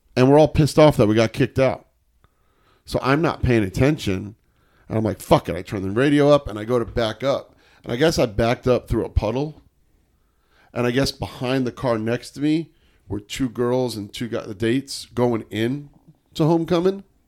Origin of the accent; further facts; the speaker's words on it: New York, United States; I'm a New Yorker